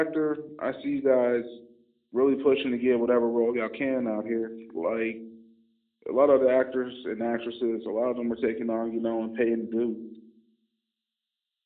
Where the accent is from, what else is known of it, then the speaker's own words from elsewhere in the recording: Kansas City, United States; I'm from Kansas City, so I'm a Royals guy myself